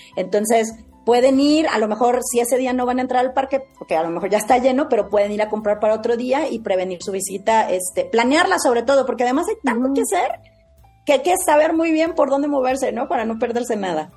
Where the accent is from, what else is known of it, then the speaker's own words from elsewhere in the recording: Mexico; como lo somos los mexicanos